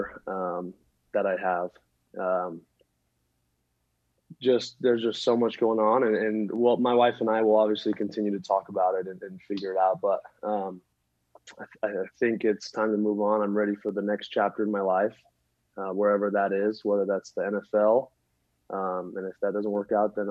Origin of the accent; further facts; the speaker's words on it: Utah, United States; growing up in Utah